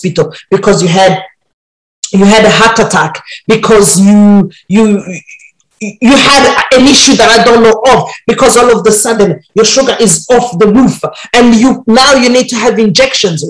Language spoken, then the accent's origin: English; Burundi; I grew up in Burundi